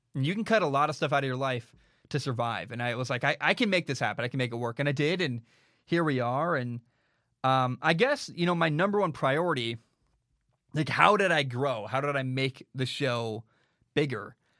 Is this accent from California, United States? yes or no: no; Portland, Oregon, United States; now in Vancouver, United States; I grew up in Portland, Oregon